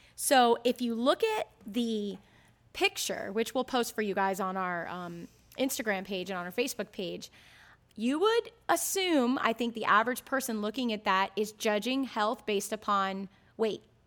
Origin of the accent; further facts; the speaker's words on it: Ocala, Florida, United States; all my sisters and I growing up in Ocala